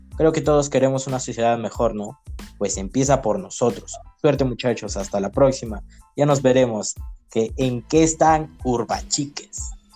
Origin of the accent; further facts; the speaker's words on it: Cajamarca, Peru; Todos somos de Cajamarca